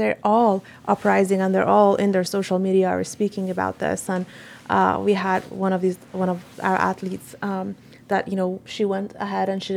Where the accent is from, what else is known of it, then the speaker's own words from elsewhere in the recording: Tehran, Tehran Province, Iran; moved away; I'm from Tehran